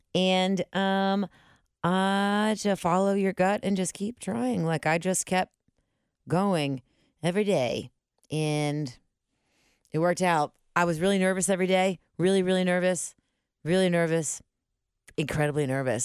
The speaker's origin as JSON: {"language": "English", "town": "Cincinnati", "region": "Ohio", "country": "United States", "said": "My family come, we're originally from the West Side."}